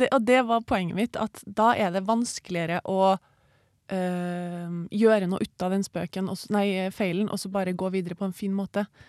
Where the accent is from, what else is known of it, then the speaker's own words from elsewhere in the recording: Trondheim, Trøndelag, Norway; Jeg er oppvokst uh, i Trondheim